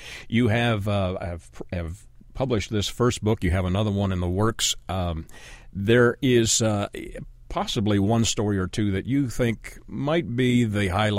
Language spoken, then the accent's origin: English; Ontario, Canada; I grew up in Canada, in Ontario, Canada, which is rather cold in the winter. And we lived as a young child in houses that probably weren't well insulated, didn't have central heat and air.